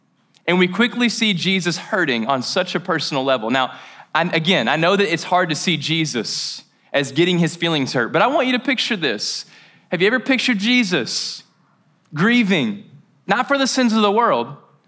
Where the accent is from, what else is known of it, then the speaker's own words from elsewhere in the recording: Mayfield, Kentucky, United States; Now, I'm from Mayfield, Kentucky. Shout out. It's a great little small town. We held it down. A lot of hunters, a lot of country music, things that I did not acquire but appreciate. But I love preaching in my hometown.